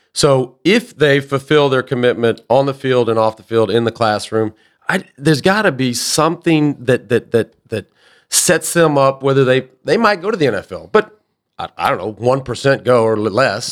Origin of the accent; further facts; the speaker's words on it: Dallas, Texas, United States; ending up in Dallas, where I grew up